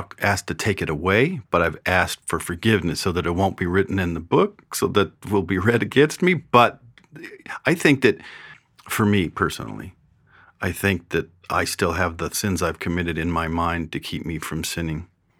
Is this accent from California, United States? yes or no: yes; California, United States; Well, I am from California, so that does make me a sinner.